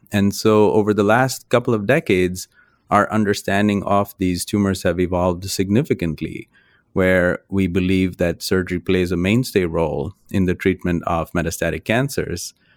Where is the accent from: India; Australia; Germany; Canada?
India; moved away as an adult; now in United States; I grew up in India, which is where I did my medical training. And, uh, I've spent now half of my life in the United States and half my life in India